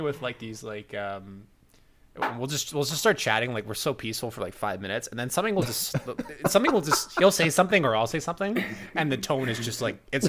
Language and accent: English; Calgary, Alberta, Canada; And me being from Alberta and Zane being from Alberta, I'm from Calgary